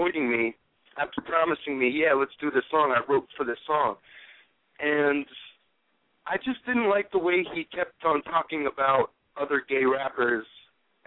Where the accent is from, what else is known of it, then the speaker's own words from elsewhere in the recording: Connecticut, United States; moved away; I'm from Connecticut. I'm originally from Connecticut.